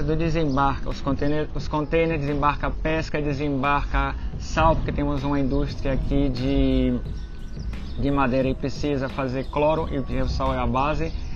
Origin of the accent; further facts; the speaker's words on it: Brazil; now in Galicia, Spain; eu sou brasileiro